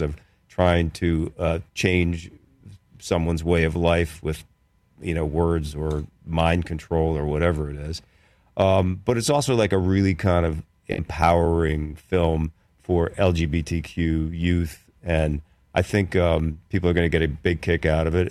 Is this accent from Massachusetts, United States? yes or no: no; Philadelphia, Pennsylvania, United States; born or raised there; moved away as an adult; also born or lived in New York